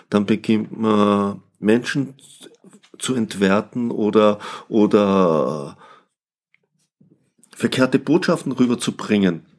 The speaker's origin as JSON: {"language": "German", "country": "Austria", "moved": "yes", "said": "Ich bin Österreicher"}